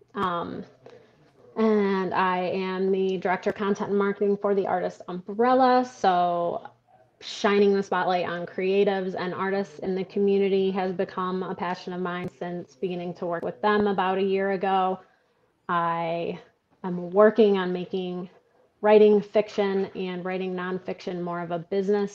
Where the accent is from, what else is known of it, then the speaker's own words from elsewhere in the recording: Stockbridge, Michigan, United States; moved away as an adult; also born or lived in Grand Rapids, Michigan / Colorado; now in Lansing, United States; I was born in Stockbridge, Michigan